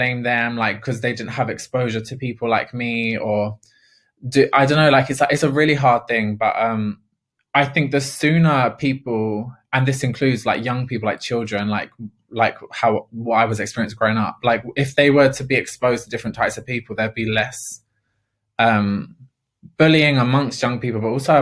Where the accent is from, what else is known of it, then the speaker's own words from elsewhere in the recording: London, United Kingdom; I am a council estate girl. I'm from Ladbroke Grove, and council estates, I love being from a council estate